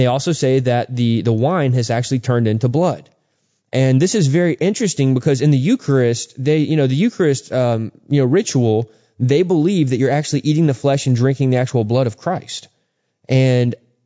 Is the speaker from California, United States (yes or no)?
no; Texas, United States; a dear friend of mine that I grew up with in Texas